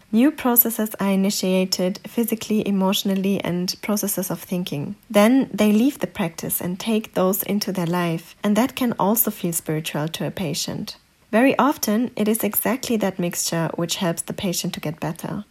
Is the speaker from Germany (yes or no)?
yes; Germany; English is a second language; I grew up in Germany and I got all my education here